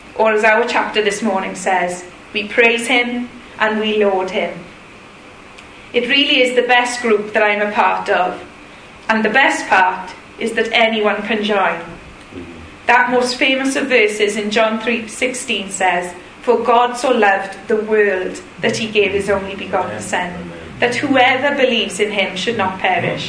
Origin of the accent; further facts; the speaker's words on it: Welsh, Wales, United Kingdom; I'm Welsh